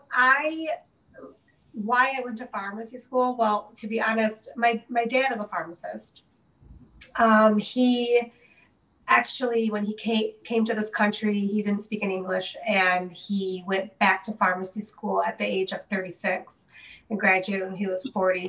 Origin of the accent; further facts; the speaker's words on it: Detroit, Michigan, United States; I was born and raised in the Detroit area